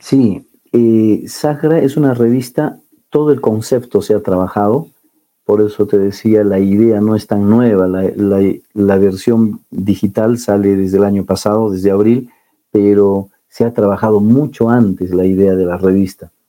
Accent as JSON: {"language": "Spanish", "region": "Cusco", "country": "Peru", "said": "nosotros como andinos, como cusqueños"}